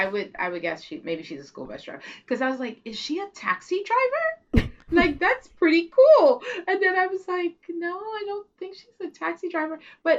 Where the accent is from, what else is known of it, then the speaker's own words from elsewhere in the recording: United States; I'm American.